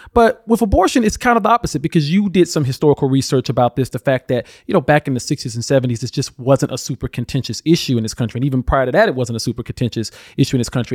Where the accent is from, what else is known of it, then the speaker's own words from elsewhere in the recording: Alabama, United States; my home state of Alabama